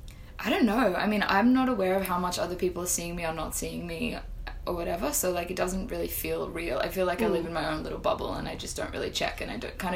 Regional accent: Sydney, New South Wales, Australia; also born or lived in Florence, Italy; In Sydney, yeah.

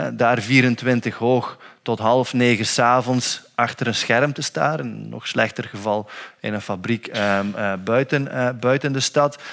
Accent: Flanders, Belgium; als Vlaming

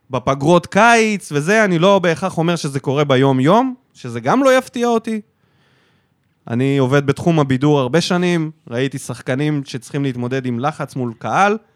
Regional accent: North Dalet, Sanhedrin, Southern District, Israel; אני גדלתי בצפון ד' בסנהדרין

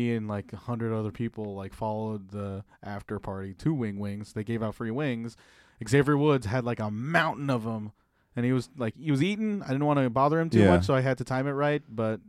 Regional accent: Gainesville, Georgia, United States; I'm from Gainesville, Georgia.

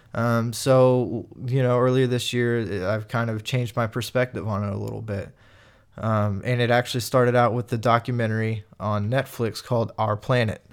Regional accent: Kansas, United States; I'm from Kansas

